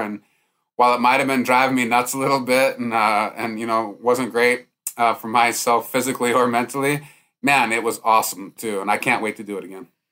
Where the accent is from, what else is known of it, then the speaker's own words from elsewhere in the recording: Montana, United States; I'm growing up in Montana